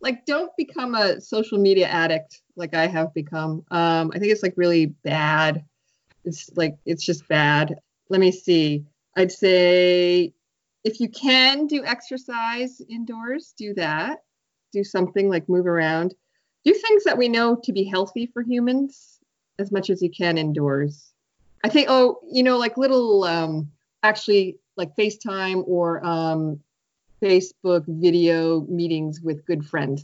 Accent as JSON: {"language": "English", "town": "Biddeford", "region": "Maine", "country": "United States", "tie": "born or raised there", "moved": "yes", "lives_now": "Montreal, Canada", "said": "I'm currently in Maine, Biddeford, Maine, my hometown"}